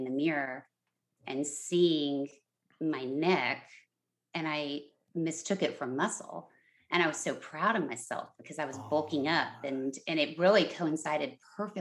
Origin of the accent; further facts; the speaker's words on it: San Antonio, Texas, United States; now in Los Angeles, United States; my hometown of San Antonio, Texas